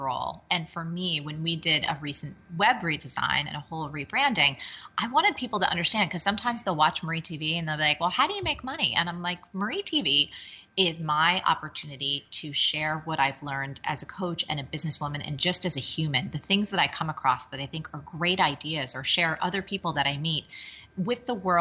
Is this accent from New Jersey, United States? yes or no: yes; New Jersey, United States; I'm from Jersey